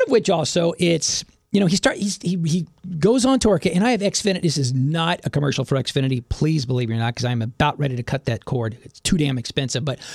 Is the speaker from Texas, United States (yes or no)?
yes; Dallas, Texas, United States; now in Houston, United States; I grew up in North Dallas